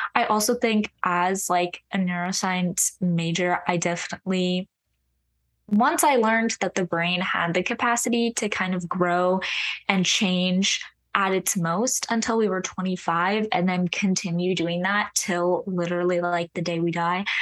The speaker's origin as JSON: {"language": "English", "area": "Orange County", "region": "California", "country": "United States", "moved": "as an adult", "lives_now": "Nashville, United States", "said": "the part of Orange County that I'm from is very, like, family-oriented"}